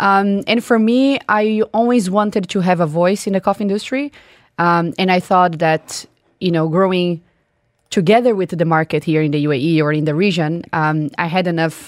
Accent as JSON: {"language": "English", "country": "Brazil", "moved": "as an adult", "lives_now": "Dubai, United Arab Emirates", "said": "I'm originally from Brazil."}